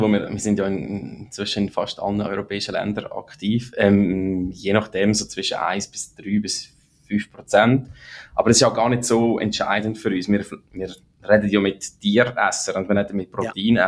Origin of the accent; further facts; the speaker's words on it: Lucerne, Switzerland; moved away as an adult; also born or lived in St. Gallen; now in United States; ich bin in Zorsi im Kanton Luzern aufgewachsen, eher ländlich